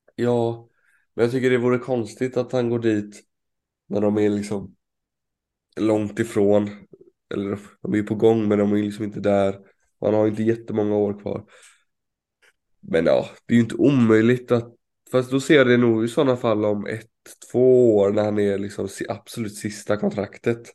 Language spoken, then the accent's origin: Swedish; Sweden; som svensk